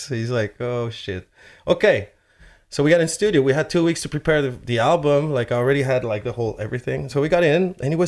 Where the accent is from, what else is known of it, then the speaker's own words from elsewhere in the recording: Chile; moved away; I'm from Chile, and I listened to a lot of merengue and salsa when I was a kid